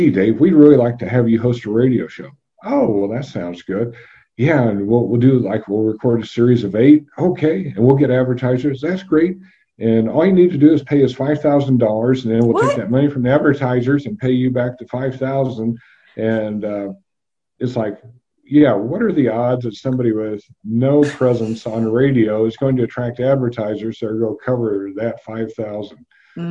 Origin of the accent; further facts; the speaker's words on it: Wichita, Kansas, United States; I grew up in Wichita